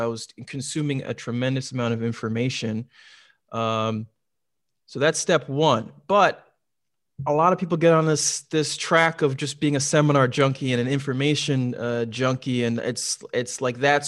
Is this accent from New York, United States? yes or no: no; Minneapolis–Saint Paul, Minnesota, United States; renovate homes in the Twin Cities where I grew up in Minnesota. Where I'm originally from.